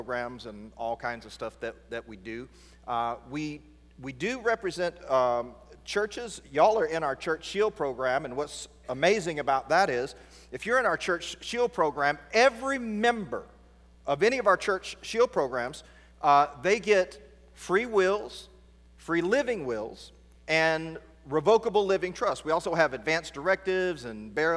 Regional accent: East Texas, United States; I'm right here from East Texas

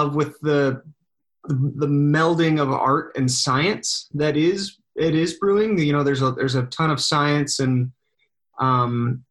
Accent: Noxon, Montana, United States; moved away as an adult; also born or lived in Missoula, Montana / Helena, Montana; now in Sandpoint, United States; grew up in Sanders County, Knox area

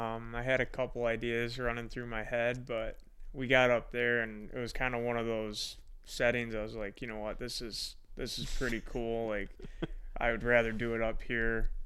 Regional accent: Fenton, Michigan, United States; Fenton. It's just north of Ann Arbor.

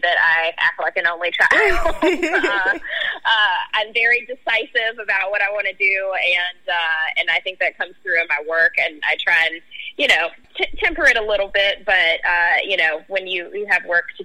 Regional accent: Memphis, Tennessee, United States; I grew up in Cherokee Heights. That's the neighborhood adjacent to Orange Mound, and that's where my family is from. But I live out in East Memphis now

